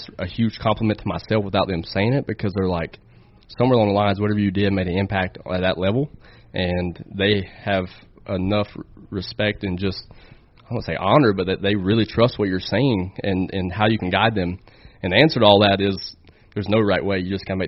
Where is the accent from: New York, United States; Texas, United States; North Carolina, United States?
North Carolina, United States; Charlotte; Charlotte's my hometown